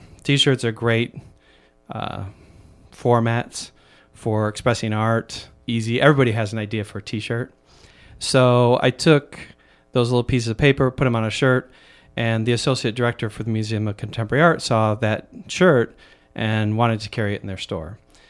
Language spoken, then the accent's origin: English; Michigan, United States; now in Chicago, United States; I've lived here now for about 35 years. And I grew up in Michigan, so the Midwest.